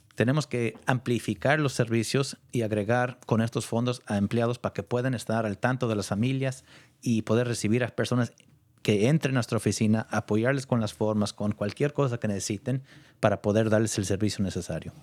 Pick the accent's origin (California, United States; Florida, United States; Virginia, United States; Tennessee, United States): California, United States; Point Reyes; yo nací en Ponreyes, allá un ranchito tan lejos de todo.